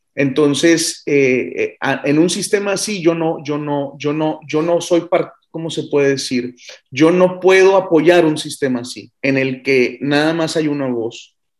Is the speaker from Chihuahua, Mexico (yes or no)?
yes; Ciudad Juárez, Chihuahua, Mexico; moved away; also born or lived in Colima; Yo soy de Ciudad Juárez